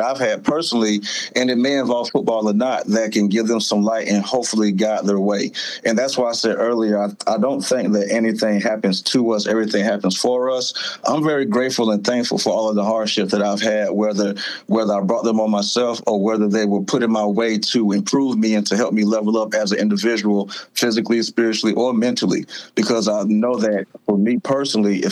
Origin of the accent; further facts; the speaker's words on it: Florida, United States; moved away as an adult; also born or lived in Lake City, Florida / Jacksonville, Florida; now in Greenville, United States; I grew up in Florida